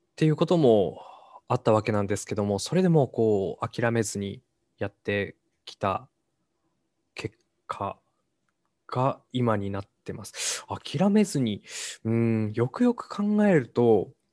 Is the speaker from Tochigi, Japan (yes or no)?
no; Hachinohe, Aomori, Japan; 地元の八戸に戻って